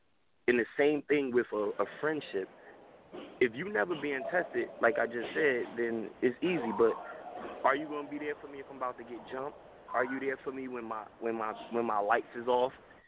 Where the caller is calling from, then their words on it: New Jersey, United States; I'm from Jersey or whatever.